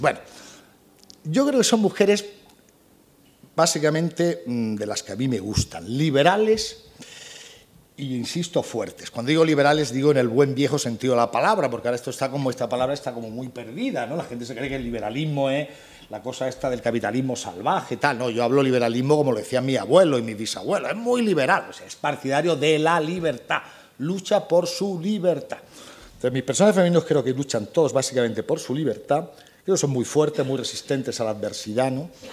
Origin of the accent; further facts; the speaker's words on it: Granada, Andalusia, Spain; Yo soy granadino, andaluz, español